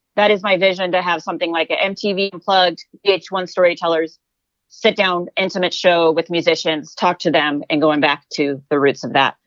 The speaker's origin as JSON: {"language": "English", "town": "Palm Desert", "region": "California", "country": "United States", "tie": "born or raised there", "said": "Jesse and I grew up in Palm Desert"}